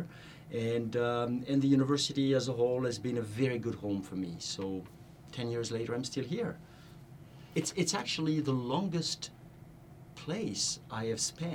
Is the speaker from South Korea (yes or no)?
no; France; moved away as an adult; now in United States; back in my home country in France